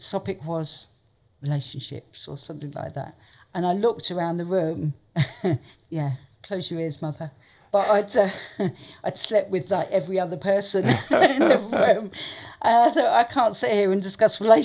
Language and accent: English; Portsmouth, South East England, United Kingdom; moved away as an adult; also born or lived in London; I grew up in Portsmouth